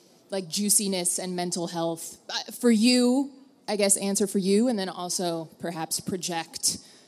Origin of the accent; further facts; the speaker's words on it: New York, United States; I'm from New York.